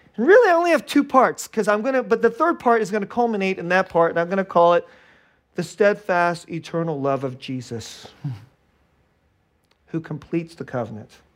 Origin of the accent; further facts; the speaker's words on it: Bay Area, California, United States; I grew up in the Bay Area, which is, like, the most, like, secular, godless place in, in America